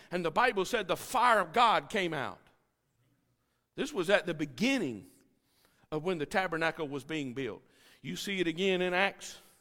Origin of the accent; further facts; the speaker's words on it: United States; I'm a tourist from America